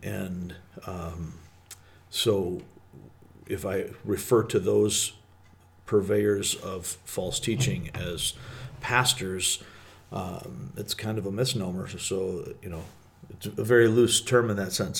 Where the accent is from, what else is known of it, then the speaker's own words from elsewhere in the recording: Michigan, United States; growing up in Michigan